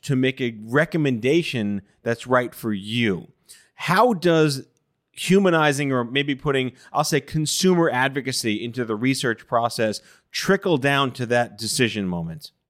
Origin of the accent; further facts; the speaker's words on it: New York City, New York, United States; I'm Jewish from Brooklyn